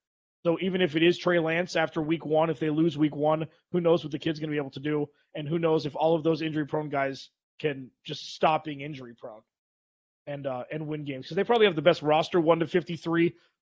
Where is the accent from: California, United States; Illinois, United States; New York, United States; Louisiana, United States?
California, United States; Los Angeles; moved away; also born or lived in Boulder, Colorado / San Diego, California; they're back in LA. So it's an easy marriage between my hometown and the team that I associate with.